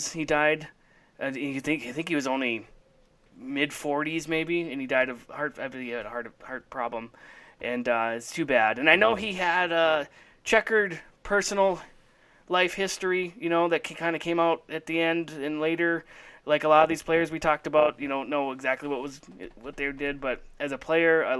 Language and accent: English; Minnesota, United States; I grew up in Minnesota.